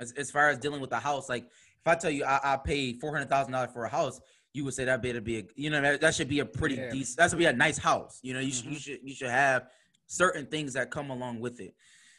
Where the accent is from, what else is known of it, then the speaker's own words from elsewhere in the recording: Buffalo, New York, United States; and we grew up in Buffalo Public Schools.